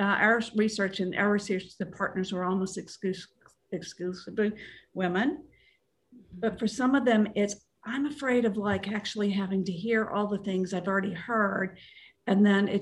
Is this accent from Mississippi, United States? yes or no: no; Kentucky, United States; my home state of Kentucky